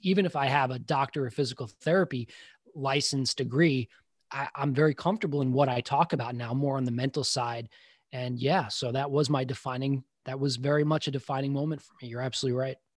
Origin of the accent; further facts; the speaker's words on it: Long Island, New York, United States; I grew up in Long Island